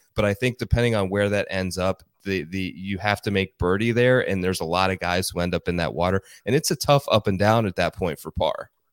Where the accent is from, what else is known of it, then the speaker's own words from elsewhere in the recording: Ohio, United States; I grew up in Ohio